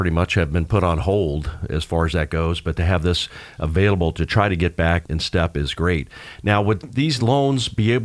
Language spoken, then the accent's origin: English; Florida, United States; I grew up in Florida, so I'm the Floridian guy.